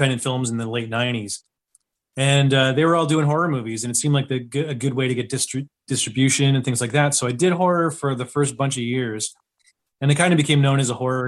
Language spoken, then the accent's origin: English; Ottawa, Ontario, Canada; I am from Ottawa, Canada